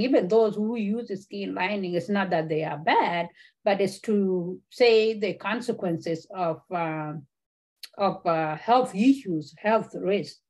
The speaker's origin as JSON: {"language": "English", "town": "Kakuma", "region": "Turkana County", "country": "Kenya", "tie": "born or raised there", "also_born_or_lived": "South Sudan", "moved": "yes", "lives_now": "Michigan, United States", "said": "Kakuma refugee camp, I grew up there"}